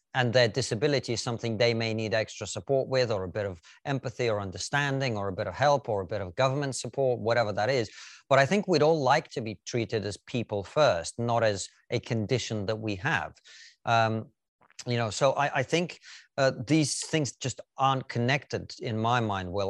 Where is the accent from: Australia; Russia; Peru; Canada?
Russia; now in United Kingdom; I, for example, am a first generation dark-skinned Russian immigrant